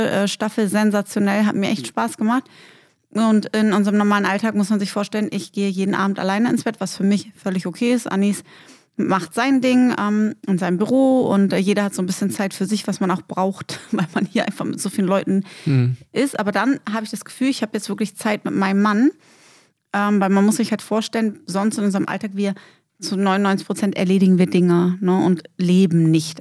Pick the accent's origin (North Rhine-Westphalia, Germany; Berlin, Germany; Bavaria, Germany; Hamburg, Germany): Berlin, Germany; moved away; Und dann sind wir natürlich in unserer Heimatstadt